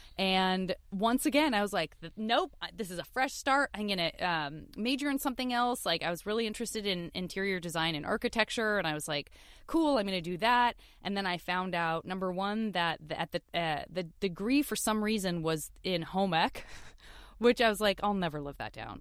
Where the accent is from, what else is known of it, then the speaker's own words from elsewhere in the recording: Tucson, Arizona, United States; I am from Tucson, Arizona, and I went to public school my, my whole youth